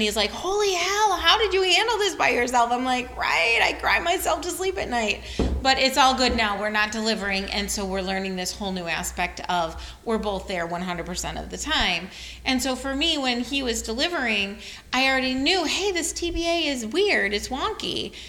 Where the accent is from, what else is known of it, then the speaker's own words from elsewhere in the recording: Detroit, Michigan, United States; moved away; also born or lived in Texas / Pacific Northwest; I'm from Detroit.